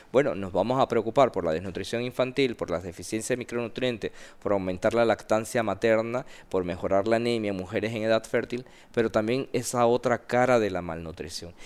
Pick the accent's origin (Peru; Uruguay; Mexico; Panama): Panama; yo mandé mis documentos siendo panameño